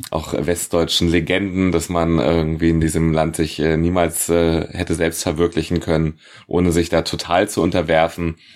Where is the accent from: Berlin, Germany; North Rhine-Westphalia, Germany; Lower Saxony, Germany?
Berlin, Germany; born there; ich bin geboren in Berlin, Hauptstadt der DDR.